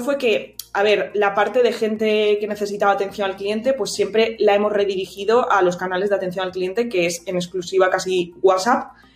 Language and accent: Spanish; Santander, Cantabria, Spain; soy de Cantabria, soy de Santander.